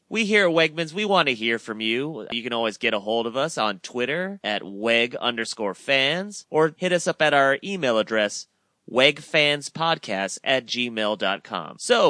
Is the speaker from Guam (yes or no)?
yes; Guam; I grew up on Guam, so often I was shopping in military bases